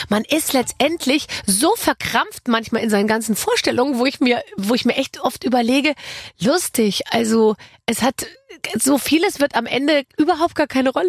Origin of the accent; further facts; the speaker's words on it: Gröbenzell, Bavaria, Germany; in so einem Vorort von München, in Gröbenzell.